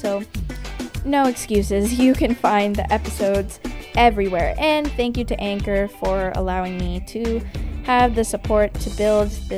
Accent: Canada; I'm Canadian

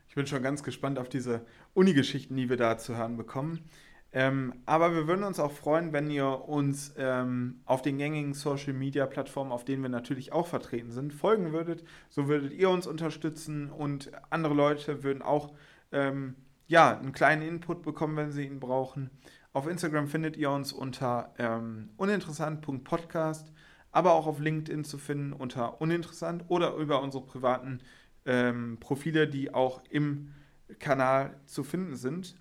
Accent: Witten, North Rhine-Westphalia, Germany; ich lebe und wohne aber schon seitdem ich klein bin im beschaulichen und wunderschönen Witten.

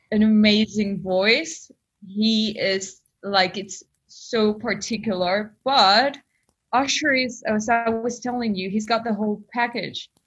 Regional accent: Buenos Aires, Argentina; accent: Spanish; English is a second language; moved away as an adult; now in London, United Kingdom; I'm half Spanish, half Argentinian. I was born in Buenos Aires, Latin America, and and yeah, and I moved to London three years ago.

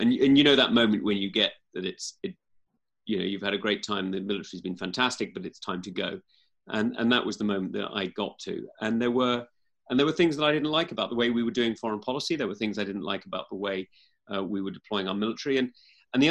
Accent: East Kent, South East England, United Kingdom; I'm actually from East Kent rather than West Kent

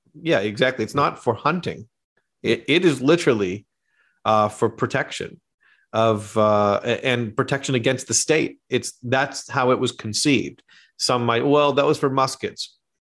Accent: Canada; moved away; also born or lived in Australia / New York; I am actually Canadian. I'm not Australian.

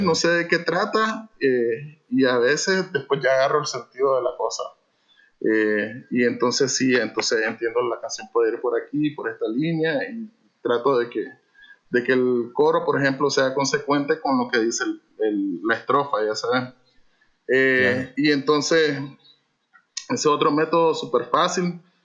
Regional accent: Managua, Nicaragua; now in Masaya, Nicaragua; originalmente eh, de Managua y nos venimos hace 20 años exactamente oh. para este lado

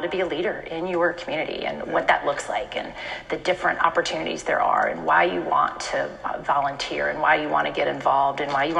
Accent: Richmond, Virginia, United States; moved away as an adult; now in Portsmouth, United States; I grew up in Richmond.

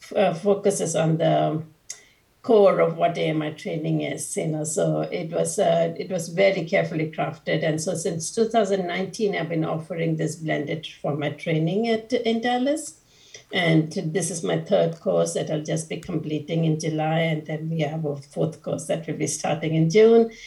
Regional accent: India; I was born and brought up in India

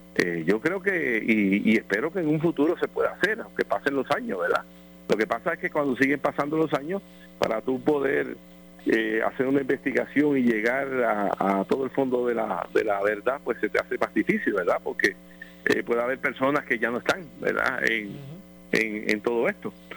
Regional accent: Puerto Rico; por nosotros como pueblo puertorriqueño

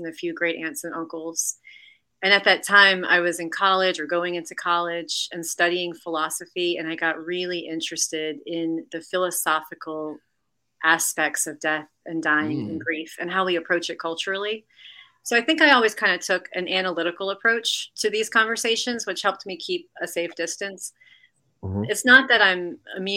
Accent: New Orleans, Louisiana, United States; I'm from New Orleans. And so I was just raised in a city where we all lean into the death culture

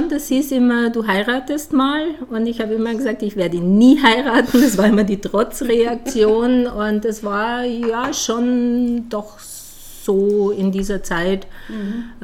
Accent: village near Dachau, Bavaria, Germany; accent: Bavarian; moved away as an adult; also born or lived in United States; now in Ulm, Germany; ich bin Wahl-Ulmerin, ich komme ja aus Bayern, also aus dem Dorf aus Bayern in der Nähe von Dachau.

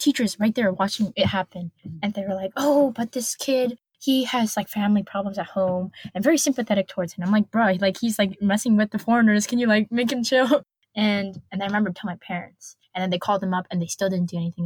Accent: United States; me as an American

